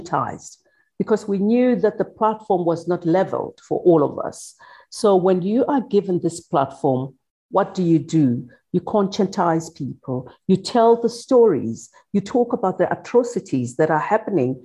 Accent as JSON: {"language": "English", "town": "Soweto", "region": "Gauteng", "country": "South Africa", "tie": "born or raised there", "said": "growing up in Soweto during apartheid"}